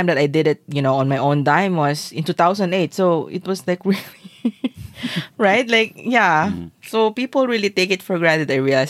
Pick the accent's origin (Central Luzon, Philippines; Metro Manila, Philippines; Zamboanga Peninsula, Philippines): Zamboanga Peninsula, Philippines; Zamboanga City; this is actually an island in my hometown